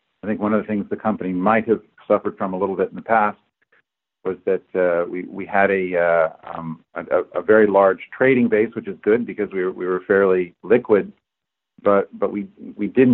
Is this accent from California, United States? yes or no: yes; Berkeley, California, United States; moved away as an adult; now in Boston, United States; I'm from Berkeley